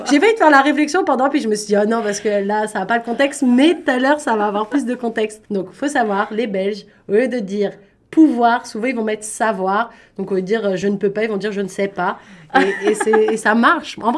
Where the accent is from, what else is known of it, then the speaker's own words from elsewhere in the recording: Paris, Île-de-France, France; gros stéréotype sur les Français et moi encore plus parce que je viens de Paris